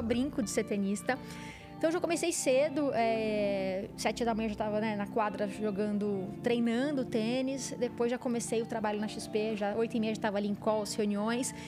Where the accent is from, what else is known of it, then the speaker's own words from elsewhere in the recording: Barretos, São Paulo, Brazil; eu venho né, do interior de São Paulo, de Barretos também